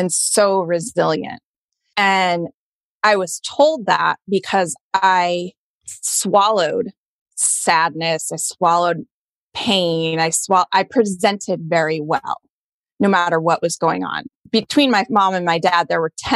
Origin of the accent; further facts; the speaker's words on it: Colorado, United States; moved away as an adult; also born or lived in Boston; I grew up in Colorado in a pretty white bread suburban town.